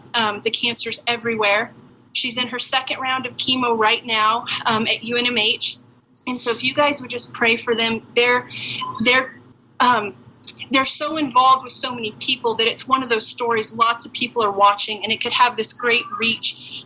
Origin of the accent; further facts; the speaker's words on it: Farmington, United States; moved away; I grew up in Farmington